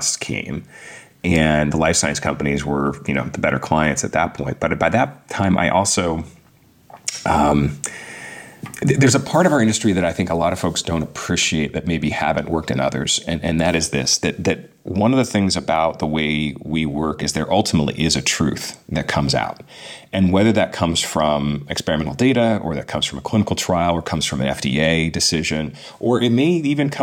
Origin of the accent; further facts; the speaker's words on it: Pasadena, California, United States; now in San Diego, United States; Grew up in Southern California, Pasadena area, and hills of the San Gabriel Mountains